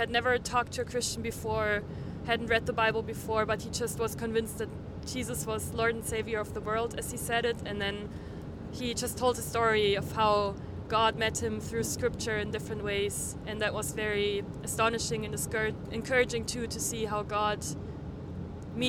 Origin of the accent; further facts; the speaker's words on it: Bavaria, Germany; I'm from the south of Germany, from Bavaria, and I study in a little town called Eichstätt